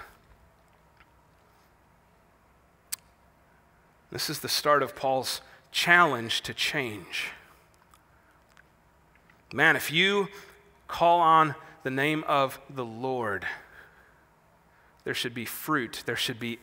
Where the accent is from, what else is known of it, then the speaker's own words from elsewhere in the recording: Wisconsin, United States; I'm from Wisconsin, where bucks play basketball and badgers play football